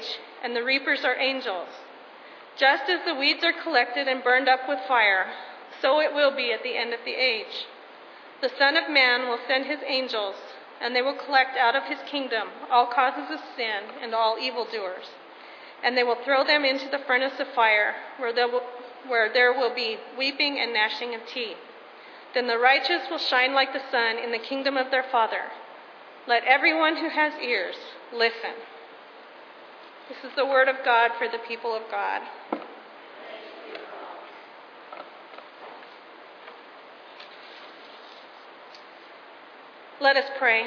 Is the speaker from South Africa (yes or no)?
no; Colorado, United States; When I was growing up in Colorado, our family had a garden nearly every year.